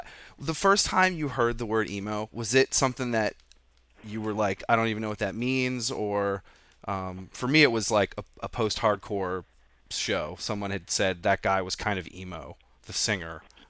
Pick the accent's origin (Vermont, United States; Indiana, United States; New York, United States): Vermont, United States; growing up in Vermont